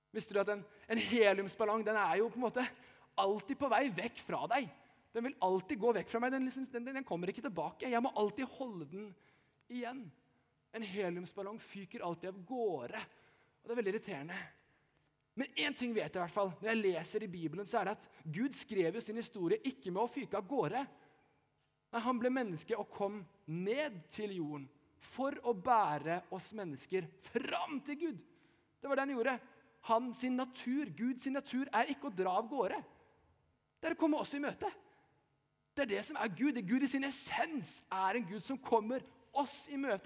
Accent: Eastern Norway, Norway; now in Bergen, Norway; jeg er ikke fra Haugesund. Jeg er fra Østlandet, men jeg bor i Bergen.

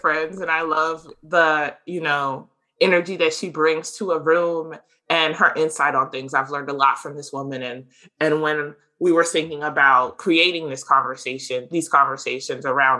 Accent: South Carolina, United States; also born or lived in Alaska; Literally, I was born in Alaska. I'll share that because nobody's going to check it out, right? My dad was in the military. We moved around a lot, lived in 6 different states before I was 12. We mostly settled in South Carolina.

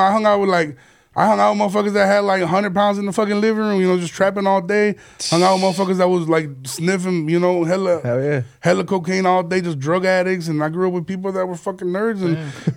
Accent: Chicago, Illinois, United States; also born or lived in Aurora, Illinois / Guerrero, Mexico; growing up in Chicago

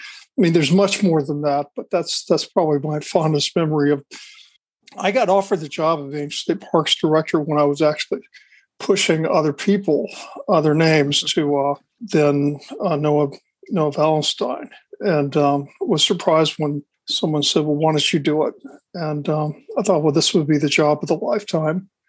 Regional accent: Florida, United States; I grew up not just in Florida. My father was in the military.

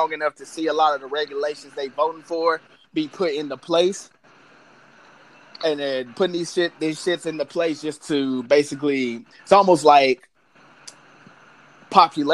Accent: St. Louis, Missouri, United States; I'm from St. Louis, USA.

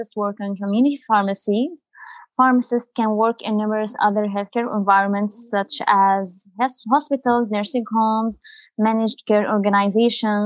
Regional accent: Syria; also born or lived in United Arab Emirates / Abu Dhabi; now in Canada; I'm originally from Syria

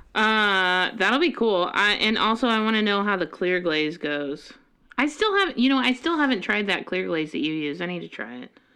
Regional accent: Colorado, United States; now in Monroe, Washington, United States; I'm from Colorado

